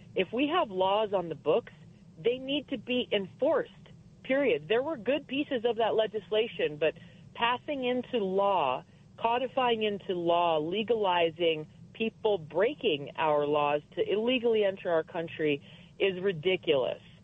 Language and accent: English; Hawaii, United States; I grew up in Hawaii, the state that has very, very strict gun laws